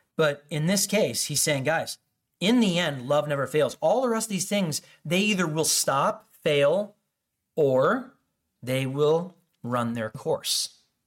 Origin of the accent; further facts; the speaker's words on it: Chicago suburbs, Illinois, United States; I grew up in the Chicago suburbs